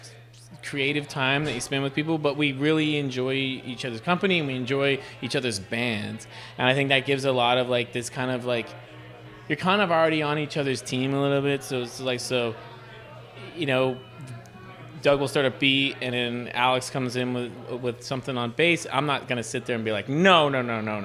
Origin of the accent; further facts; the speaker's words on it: Canada; That's just Canadian in a weird way, too, because I'm not from Ontario. I grew up with this